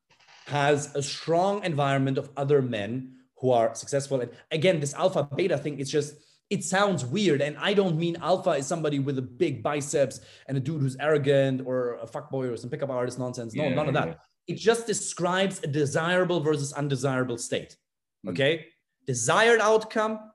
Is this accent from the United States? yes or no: no; Germany; moved away; I'm from Germany.